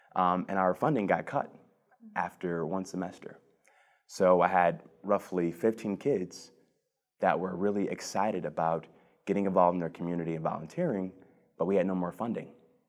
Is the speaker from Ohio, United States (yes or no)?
yes; Cleveland, Ohio, United States; So I was born and raised in the Mount Pleasant neighborhood on the southeast side of Cleveland.